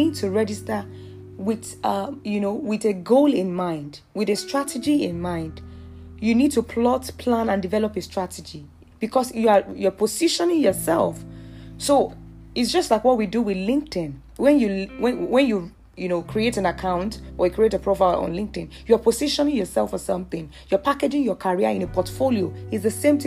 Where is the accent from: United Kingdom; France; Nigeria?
Nigeria; as a Nigerian